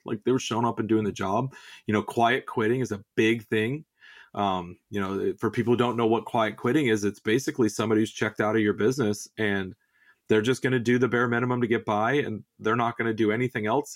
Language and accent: English; Southern California, United States; I grew up in the Southwest, uh, you know, I'm a native Southern Californian